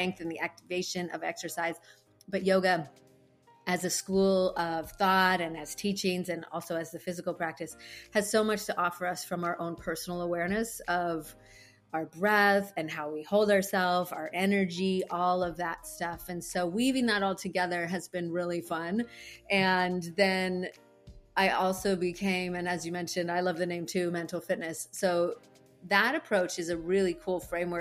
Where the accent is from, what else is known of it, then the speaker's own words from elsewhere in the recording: Canada; moved away as an adult; now in Hawaii, United States; I'm originally from Canada